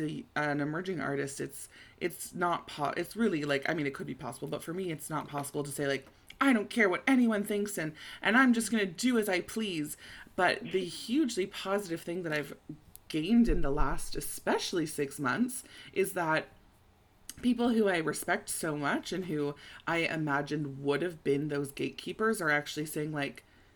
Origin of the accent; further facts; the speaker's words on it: Toronto, Ontario, Canada; also born or lived in Montreal; I was in Montreal for school at McGill, and I'm from Toronto